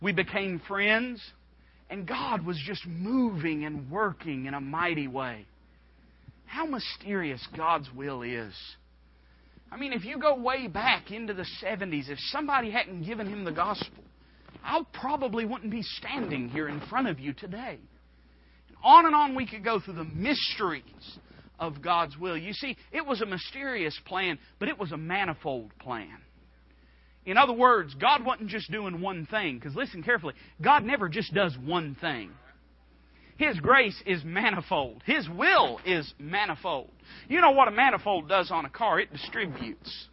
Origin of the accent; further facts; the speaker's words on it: Knoxville, Tennessee, United States; the church I grew up in over in East Knoxville